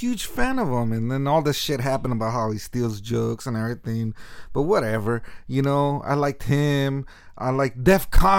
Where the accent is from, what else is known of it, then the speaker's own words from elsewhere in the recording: Sunnyvale, California, United States; now in San Jose, United States; Yeah, I was born and raised in Sunnyvale, California. I lived in Sunnyvale for 30 years, and now I live in San Jose.